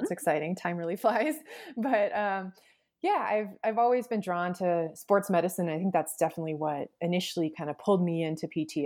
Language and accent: English; Alaska, United States; I grew up in Alaska